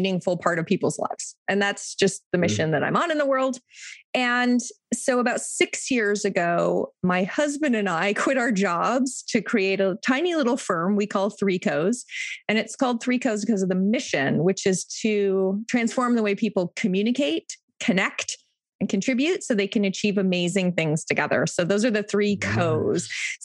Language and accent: English; Toronto, Ontario, Canada; I live in Toronto and have lived in Toronto or very close to Toronto my whole life.